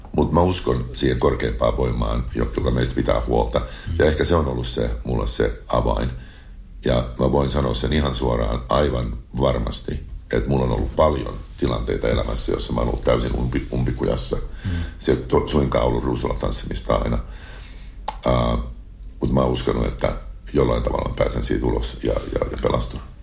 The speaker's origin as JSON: {"language": "Finnish", "country": "Finland", "also_born_or_lived": "Los Angeles, United States / China", "moved": "yes", "said": "Saada olla mun kotimaassa, nauttia suomalaisesta kesästä"}